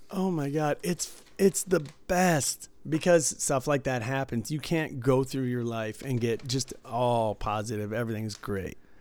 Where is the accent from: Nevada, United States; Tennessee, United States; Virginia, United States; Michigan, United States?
Michigan, United States; Detroit; growing up in Detroit